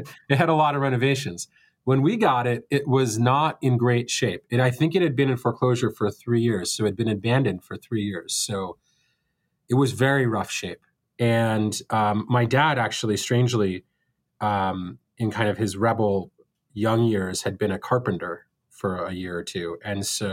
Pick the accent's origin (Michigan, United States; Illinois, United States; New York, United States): New York, United States; New York City; I was born in Brooklyn in 1982